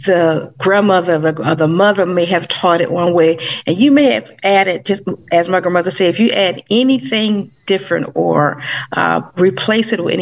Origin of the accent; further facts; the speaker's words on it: Savannah, Georgia, United States; I started baking when I was about 8 years old in Savannah, Georgia, because that's my hometown